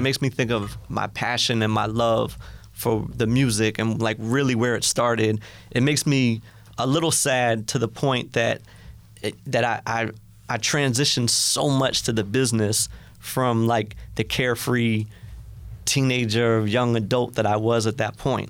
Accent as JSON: {"language": "English", "town": "White Plains", "region": "New York", "country": "United States", "said": "I was from White Plains"}